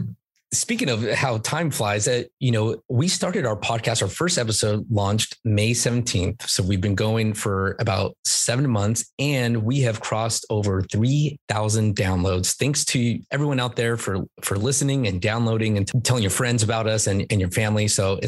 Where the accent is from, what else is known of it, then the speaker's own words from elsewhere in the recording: California, United States; also born or lived in Buena Park, California / Murrieta, California; now in San Diego, United States; Born and raised in California, and went to school at UCSD. So that was my first foray into San Diego. I lived in Buena Park and then Murrieta, and then I went to college for UCSD.